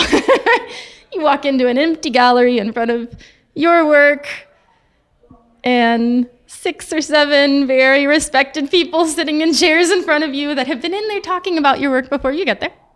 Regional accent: Dallas, Texas, United States; moved away; also born or lived in Italy; I grew up in Dallas

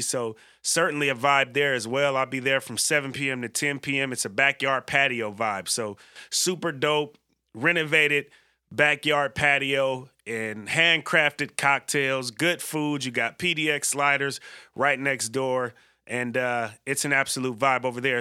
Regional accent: San Francisco, California, United States; being from the Bay Area myself

